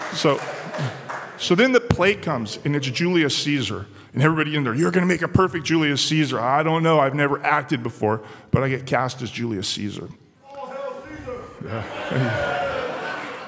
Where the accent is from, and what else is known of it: San Diego, California, United States; born or raised there